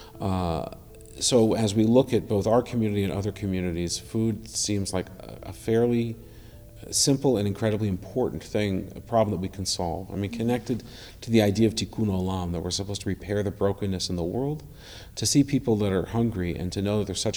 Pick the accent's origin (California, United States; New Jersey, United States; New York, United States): California, United States; San Francisco Bay Area; now in Vancouver, Canada; I grew up in the San Francisco Bay Area